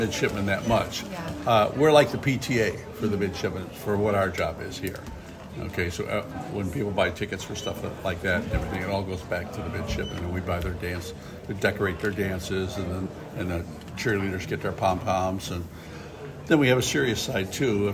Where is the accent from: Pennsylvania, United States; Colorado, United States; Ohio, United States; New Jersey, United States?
Ohio, United States; moved away as an adult; now in Annapolis, United States; I was raised in Ohio